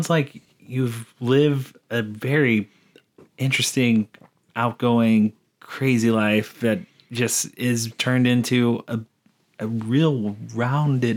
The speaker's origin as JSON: {"language": "English", "country": "United States", "tie": "born or raised there", "said": "I'm Native American on my mom's side, and I grew up on the res"}